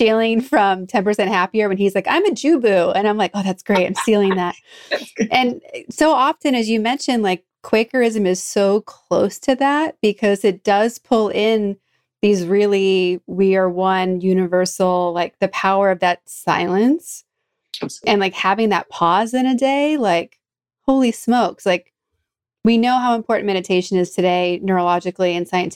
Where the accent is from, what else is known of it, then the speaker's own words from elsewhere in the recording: East Coast, United States; growing up on the East Coast